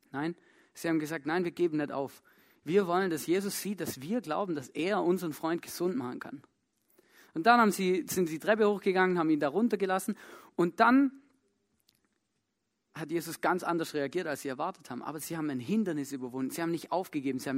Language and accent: German; Germany; moved away; ich komme ja ursprünglich aus Deutschland, vielleicht hört das auch.